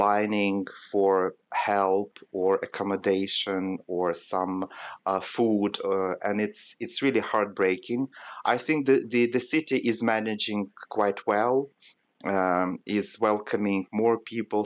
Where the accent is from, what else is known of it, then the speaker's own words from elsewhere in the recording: Western Ukraine, Ukraine; moved away as an adult; now in Kyiv, Ukraine; We are now in a western part of the country, in my hometown